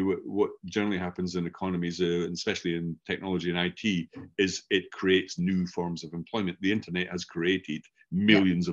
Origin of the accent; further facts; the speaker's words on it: Scotland, United Kingdom; accent: Scottish; first language English; I grew up learning a Scottish variant of English because mm-hmm. everybody I knew was Scottish, hence my accent